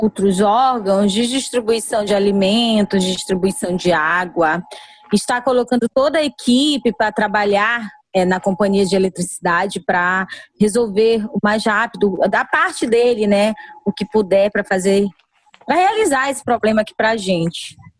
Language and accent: Portuguese; Amapá, Brazil; nós somos brasileiros, nós somos amapaenses